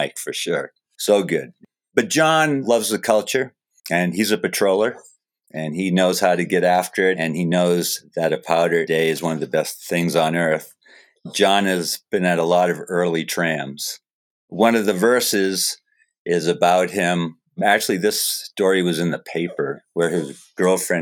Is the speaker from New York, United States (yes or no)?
no; Falmouth, Maine, United States; now in Jackson Hole, United States; I grew up in Falmouth.